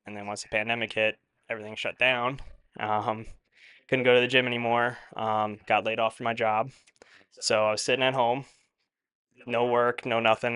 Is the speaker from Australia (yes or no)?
no; eastern Long Island, New York, United States; moved away as an adult; now in Westchester, United States; up on Long Island where we're from, there's really not much to do on the east side uh, of Long Island